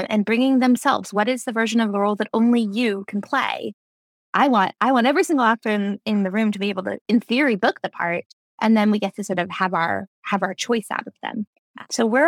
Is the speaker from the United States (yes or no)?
yes; New Jersey, United States; also born or lived in Brooklyn, New York / New York; I was born in Brooklyn, raised in New Jersey, lived in New York, and then moved right back to New Jersey to raise my family